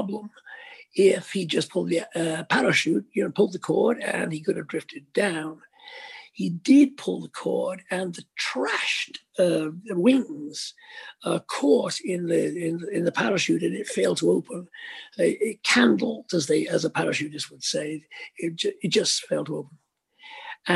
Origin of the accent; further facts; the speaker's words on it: Liverpool, North West England, United Kingdom; Speke Airport, which is the local airport in Liverpool, my hometown, my home city.